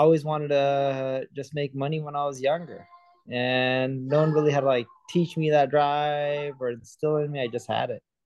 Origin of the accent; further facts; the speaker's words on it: Southern California, United States; also born or lived in London; I was born in London, grew up in Southern California.